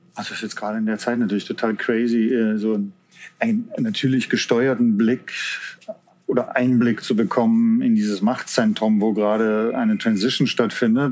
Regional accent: Stuttgart, Baden-Württemberg, Germany; Ich komme aus Stuttgart

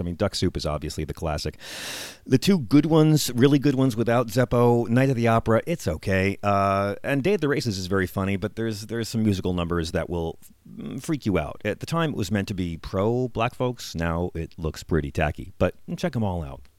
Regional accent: Long Island, New York, United States; I grew up on the Isle of Long around lots of Jewish people.

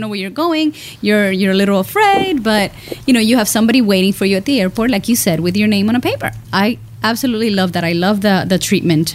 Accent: Cuba; I'm Cuban

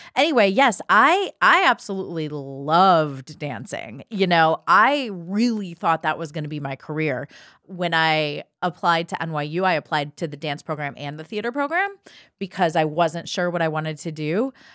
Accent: Ohio, United States; also born or lived in New York City; now in Los Angeles, United States; I grew up in Ohio

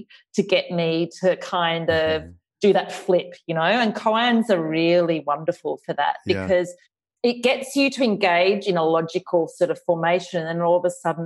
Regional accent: Australia; accent: Australian; my Australian accent

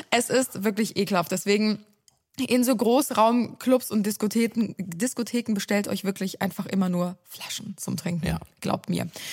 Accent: Cologne, North Rhine-Westphalia, Germany; also born or lived in Ulm; ich bin ja in Ehrenfeld aufgewachsen

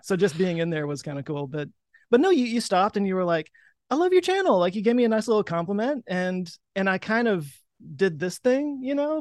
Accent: Texas, United States; I'm a Texan.

